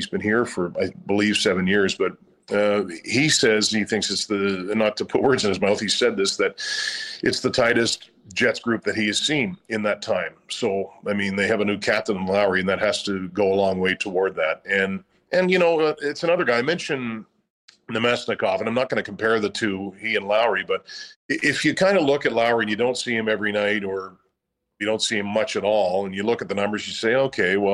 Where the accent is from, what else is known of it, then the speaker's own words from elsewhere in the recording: Nova Scotia, Canada; now in Winnipeg, Canada; I'm from Nova Scotia